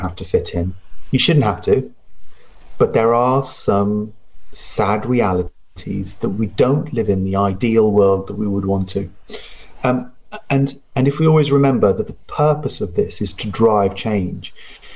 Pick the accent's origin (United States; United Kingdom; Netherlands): United Kingdom; first language Punjabi; English is a second language; being British born